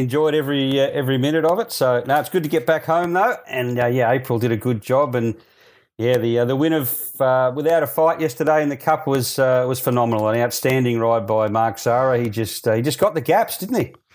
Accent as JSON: {"language": "English", "town": "Melbourne", "region": "Victoria", "country": "Australia", "tie": "born or raised there", "moved": "yes", "said": "I grew up in Melbourne"}